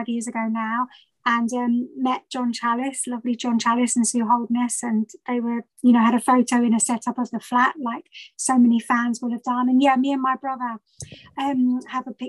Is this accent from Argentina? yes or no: no; Whitstable, South East England, United Kingdom; I'm from Whitstable in Kent